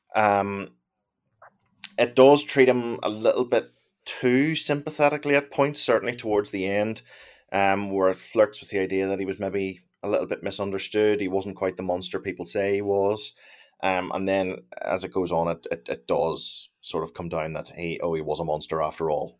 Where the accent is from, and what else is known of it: Northern Ireland, United Kingdom